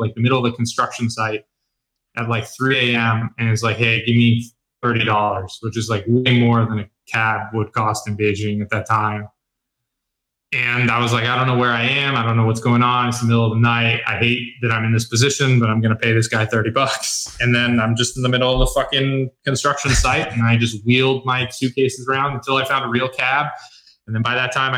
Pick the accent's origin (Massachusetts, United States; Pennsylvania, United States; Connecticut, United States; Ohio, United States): Connecticut, United States; I'm from Connecticut